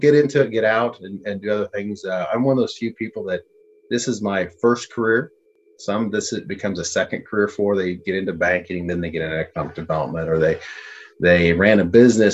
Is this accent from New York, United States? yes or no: no; Maryville, Missouri, United States; moved away as an adult; also born or lived in Junction City, Kansas / Stillwater, Oklahoma; it's my hometown. I want to see my hometown do well.